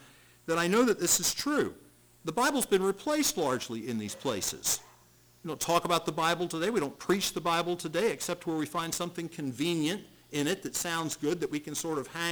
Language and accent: English; Charleston, South Carolina, United States; where I grew up in Charleston, South Carolina